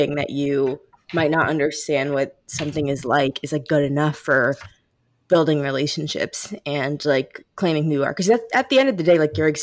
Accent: St. Louis, Missouri, United States; we're from St. Louis

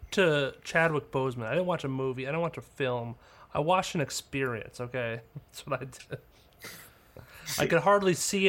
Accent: Canada; Yep, I'm Canadian.

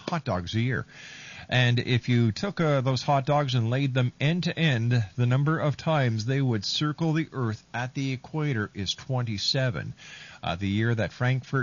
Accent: Canada; Canada, my home country

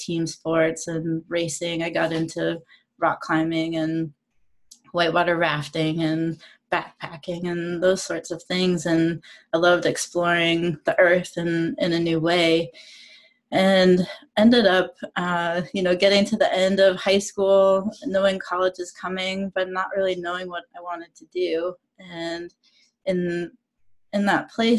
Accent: Maine, United States; I grew up in Maine

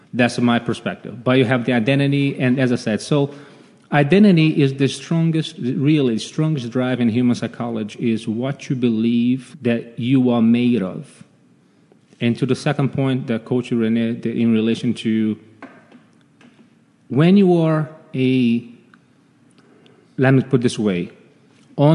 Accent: Rio de Janeiro, Brazil; moved away; Grew up, of course, born and raised in Rio de Janeiro

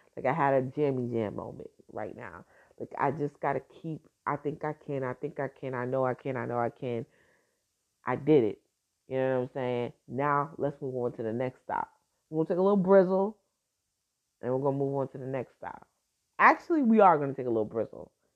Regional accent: Newark, New Jersey, United States; I'm from Brick City, baby. Now I was born in Brick City. I was I was raised in Jersey

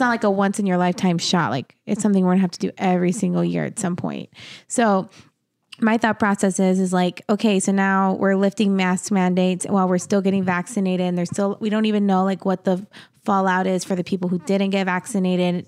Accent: New Mexico, United States; now in Arizona, United States; in my hometown, all my family are buried in the same cemetery

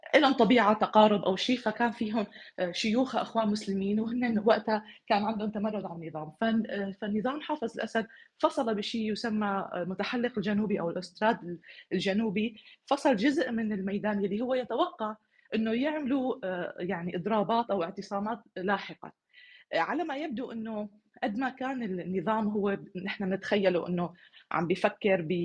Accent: Damascus, Damascus Governorate, Syria; moved away as an adult; عن سوريا اللي اللي ولدت فيها وغادرتها من سنوات

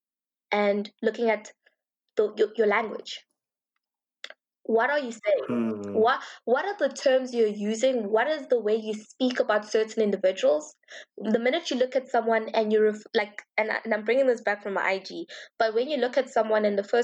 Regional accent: Johannesburg, Gauteng, South Africa; I grew up in the Johannesburg private school scene

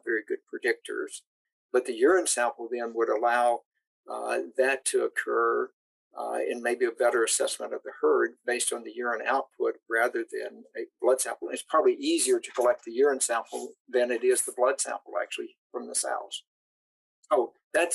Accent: Tennessee, United States; I grew up in Tennessee

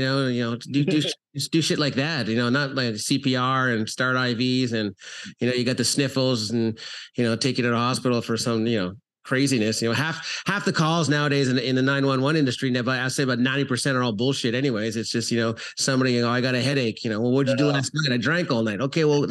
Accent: Canada; moved away as an adult; also born or lived in South Florida; now in Florida, United States; I'm originally from Canada. So I trained professional hockey players out there, moved to South Florida

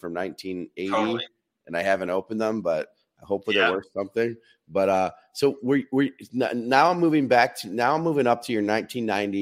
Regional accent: Michigan, United States; I'm from Michigan, so another Midwestern guy.

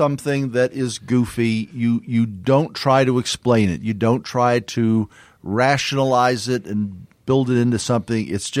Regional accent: the South, United States; I grew up in the South

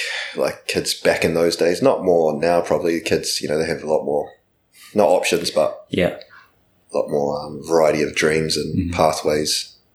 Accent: Christchurch, Canterbury, New Zealand; first language Japanese; English is a second language; also born or lived in Japan; So, we got to Christchurch. I was 5 years old

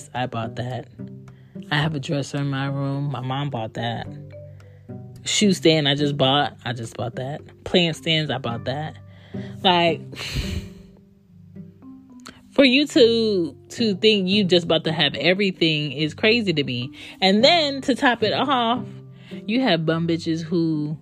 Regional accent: Philadelphia, Pennsylvania, United States; I grew up in Philly.

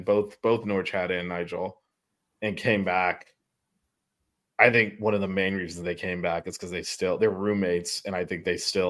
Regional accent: Miami, Florida, United States; I mean, he definitely heard I was from Miami, so I got that going.

